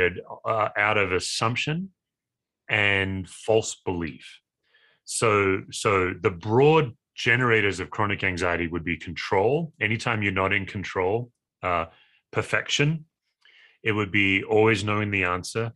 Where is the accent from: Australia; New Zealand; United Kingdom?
Australia; now in Broomfield, United States; I'm an Aussie by species, but I live in the United States.